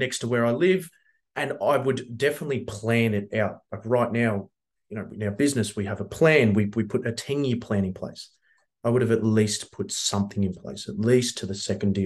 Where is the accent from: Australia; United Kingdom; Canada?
Australia; Melbourne, Victoria; we grew up in Coburg, we bought in Brunswick, the neighboring suburb